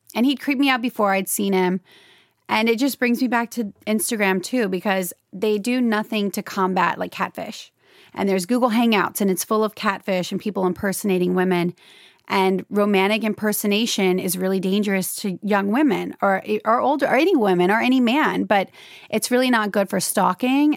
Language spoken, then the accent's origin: English; Louisiana, United States; moved away as an adult; now in Los Angeles, United States; I'm from Louisiana, and, um, I moved to L A at twenty-three after I graduated from L S U